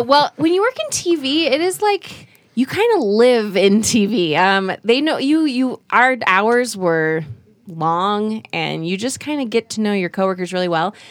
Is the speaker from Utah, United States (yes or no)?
yes; Utah, United States; moved away as an adult; also born or lived in Korea / New York City; I grew up in Korea till I was about eight and then moved to Utah